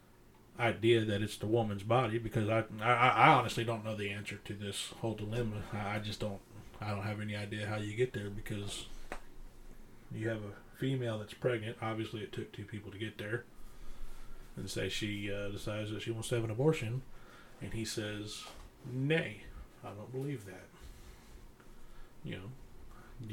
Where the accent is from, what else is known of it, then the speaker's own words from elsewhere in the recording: the Bible Belt, United States; growing up in the Bible Belt